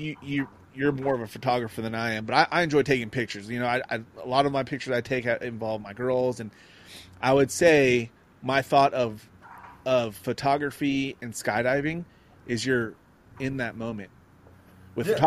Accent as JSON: {"language": "English", "town": "Lake Elsinore", "region": "California", "country": "United States", "said": "So I'm originally from Lake Elsinore"}